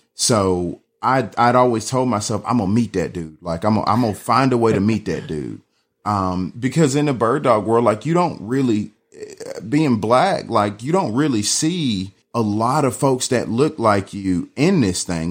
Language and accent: English; Atlanta, Georgia, United States; also born or lived in Riverdale, Georgia; I'm from, born and raised in Atlanta